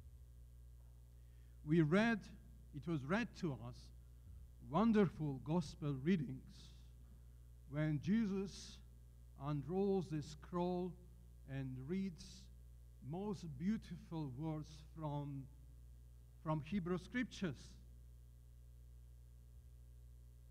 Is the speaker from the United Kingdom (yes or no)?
no; Georgia; I come from Georgia